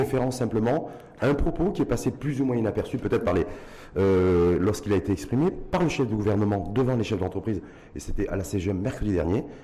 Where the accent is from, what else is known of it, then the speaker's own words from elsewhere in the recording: Morocco; chez nous, au Maroc